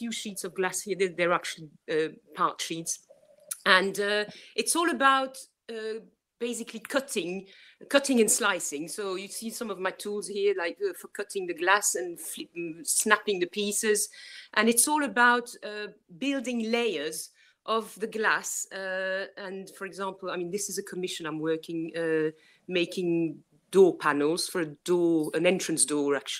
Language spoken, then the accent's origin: English; Brussels, Brussels-Capital Region, Belgium; English is a second language; also born or lived in Worcestershire; now in England; I'm from Brussels myself